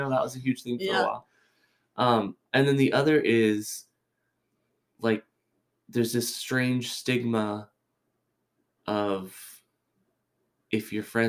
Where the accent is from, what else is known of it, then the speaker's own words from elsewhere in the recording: California, United States; This is all Catholic references, but I came from California. All of my friends are Catholic.